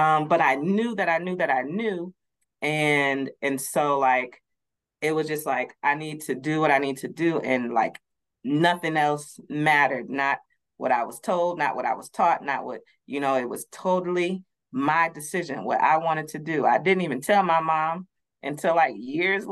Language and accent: English; Madison, Wisconsin, United States; I grew up, I'm from Madison, Wisconsin, so I grew up in it's a little more diverse now